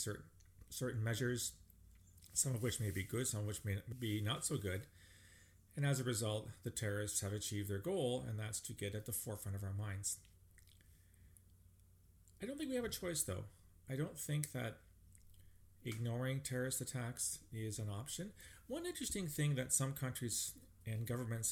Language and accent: English; Canada; as a Canadian